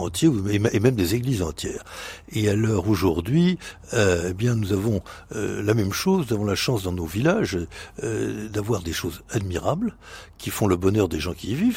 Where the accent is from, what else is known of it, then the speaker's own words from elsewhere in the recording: Brittany, France; dans ma jeunesse en Bretagne